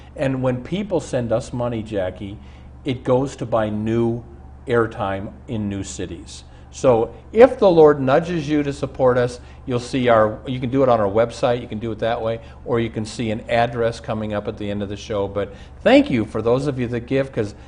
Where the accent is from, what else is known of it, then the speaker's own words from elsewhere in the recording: Omaha, Nebraska, United States; I grew up in Omaha with a man who's exactly my age